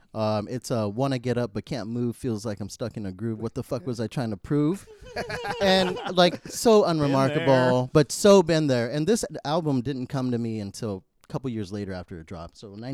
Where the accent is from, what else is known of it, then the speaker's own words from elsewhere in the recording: Santa Clara, California, United States; I grew up in Santa Clara.